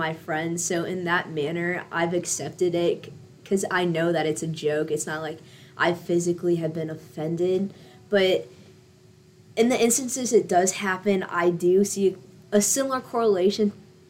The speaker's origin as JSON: {"language": "English", "country": "United States", "said": "My parents are from India, and I'm from America, and I'm technically American Indian."}